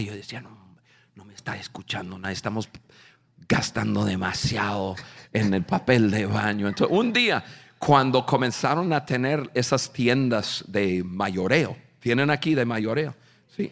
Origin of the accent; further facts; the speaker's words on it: United States; Spanish is a second language; yo soy un norteamericano